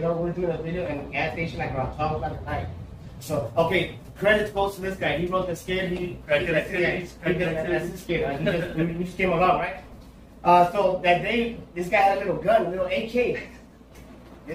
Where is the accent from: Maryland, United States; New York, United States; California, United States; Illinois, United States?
California, United States; Los Angeles; I'm from Boyle Heights. That's right here in Los Angeles